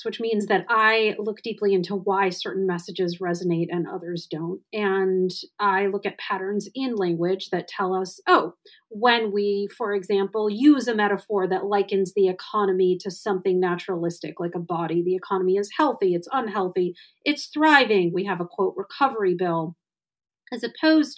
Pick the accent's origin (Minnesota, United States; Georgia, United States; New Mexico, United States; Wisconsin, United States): Wisconsin, United States; my home state of Wisconsin